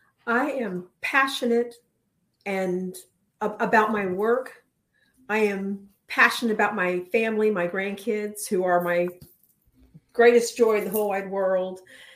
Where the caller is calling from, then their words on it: Clayton, North Carolina, United States; Clayton, North Carolina, just outside of Raleigh.